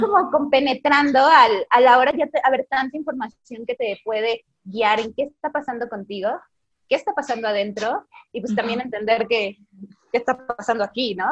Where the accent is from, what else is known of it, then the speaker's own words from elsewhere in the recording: Zamora, Michoacán, Mexico; moved away as an adult; also born or lived in Guadalajara; now in Mexico City, Mexico; nací en Zamora, Michoacán